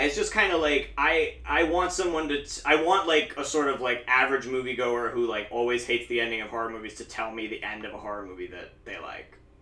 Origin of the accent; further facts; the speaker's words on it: Williamsport, Pennsylvania, United States; my hometown of Williamsport